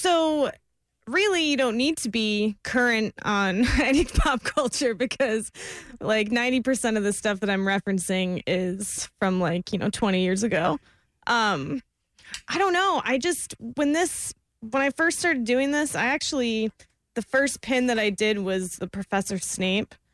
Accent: Florida, United States; I am from Florida

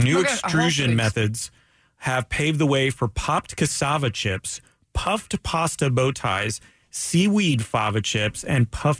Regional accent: Daytona Beach, Florida, United States; I'm from Daytona Beach. I was raised in Daytona Beach.

